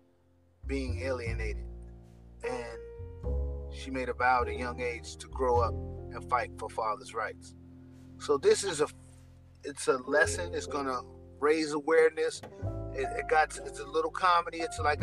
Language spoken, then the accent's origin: English; New York City, New York, United States; I'm from Jamaica, Queens, New York. It's a rough neighborhood in New York